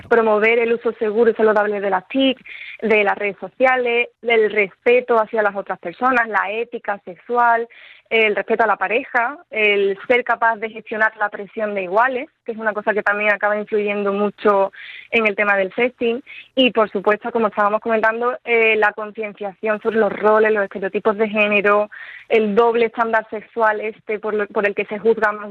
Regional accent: Seville, Andalusia, Spain; De Sevilla.

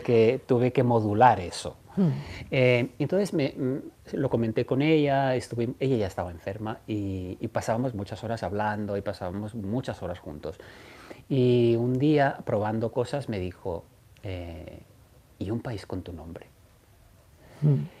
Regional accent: Catalonia, Spain; siendo catalán

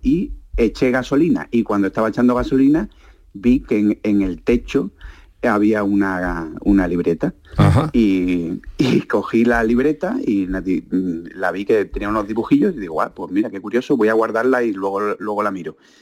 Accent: Málaga, Andalusia, Spain; yo soy de Málaga y estaba trabajando en Sevilla

